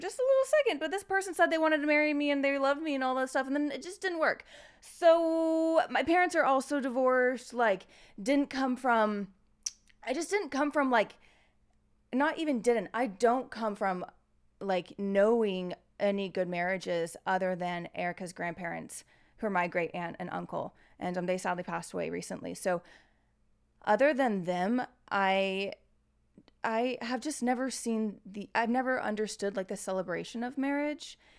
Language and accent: English; United States; As an American